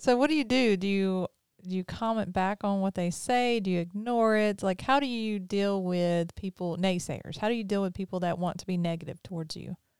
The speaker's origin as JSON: {"language": "English", "town": "Pearl", "region": "Mississippi", "country": "United States", "tie": "born or raised there", "also_born_or_lived": "Brandon, Mississippi", "said": "And I'm from Mississippi. I always have been. Grew up in Pearl, live in Brandon"}